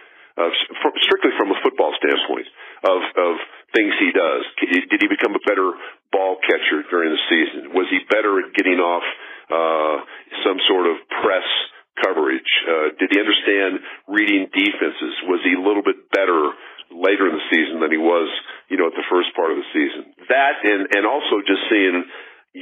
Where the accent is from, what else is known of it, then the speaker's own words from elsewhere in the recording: Denver, Colorado, United States; I grew up in Denver, so I had the benefit of listening as a kid to Bob Martin